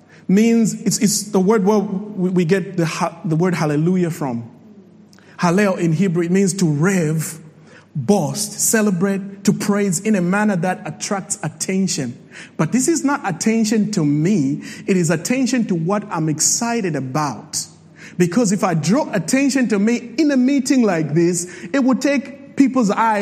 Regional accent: Zambia; I'm from Zambia

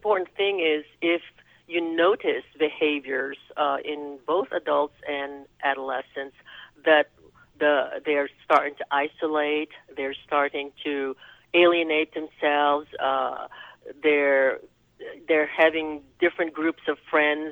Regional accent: Philippines; also born or lived in New York / Spain / Louisville, Kentucky; now in United States; I was born and raised in the Philippines, so I'm an islander

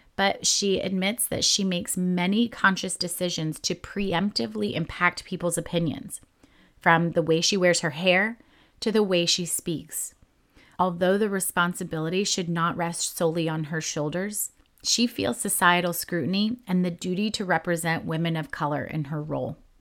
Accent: New Jersey, United States; I was born and raised in New Jersey

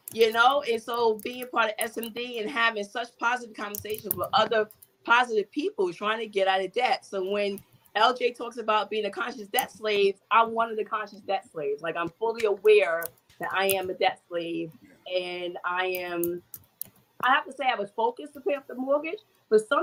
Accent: New York City, New York, United States; I'm from New York City, and I grew up poor on welfare

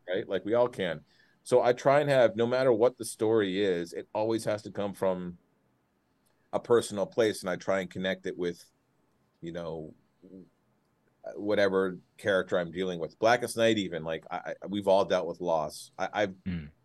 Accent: Clarkston, Michigan, United States; also born or lived in Detroit, Michigan; I moved from Detroit to Clarkston when I was in, in fourth grade

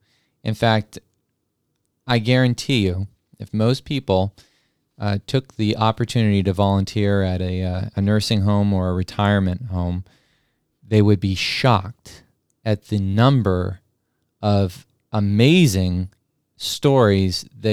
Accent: New Mexico, United States; I grew up in New Mexico, and make no bones about it, I'm very proud of my New Mexico heritage and the history that goes into that state.

